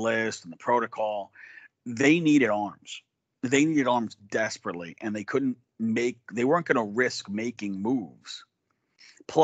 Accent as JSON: {"language": "English", "region": "New York", "country": "United States", "said": "I'm from New York"}